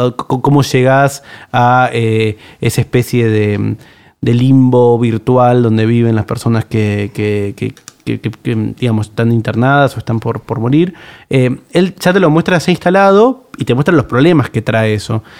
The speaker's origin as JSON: {"language": "Spanish", "region": "Buenos Aires", "country": "Argentina", "said": "soy de, de, Buenos Aires"}